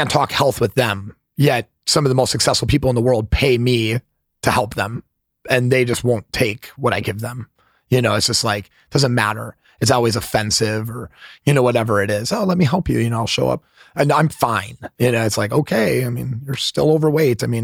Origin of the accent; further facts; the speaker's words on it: Midwest, United States; I'm a Midwesterner, so believe me, I, I get it.